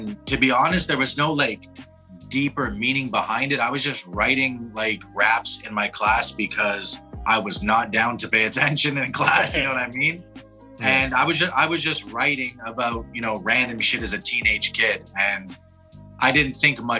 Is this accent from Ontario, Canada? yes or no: yes; Toronto, Ontario, Canada; moved away as an adult; now in Montreal, Canada; born and raised in Toronto, reside in Montreal